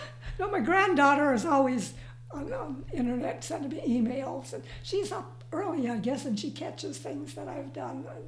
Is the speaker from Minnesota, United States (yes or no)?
yes; Minnesota, United States; moved away; my little town of about 900 that I grew up in Minnesota